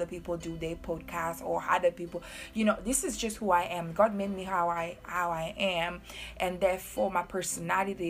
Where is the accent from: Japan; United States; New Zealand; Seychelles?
Seychelles; moved away; I'm from Seychelles. I'm very proud Creole woman. Very, very proud. I was born on a very small island.